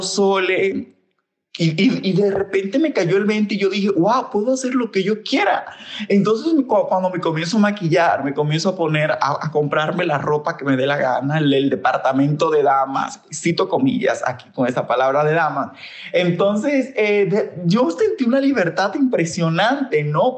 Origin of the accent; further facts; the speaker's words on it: Santo Domingo, Dominican Republic; moved away as an adult; now in Mexico; nací en República Dominicana, en Santo Domingo, ahorita vivo en México, ya llevo siete años aquí